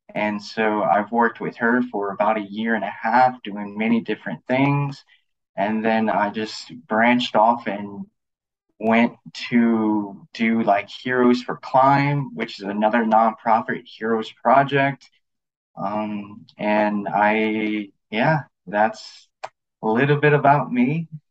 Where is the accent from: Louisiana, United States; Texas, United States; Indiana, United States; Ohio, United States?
Louisiana, United States; Lafayette; moved away as an adult; also born or lived in California; my background is I'm from Lafayette, Louisiana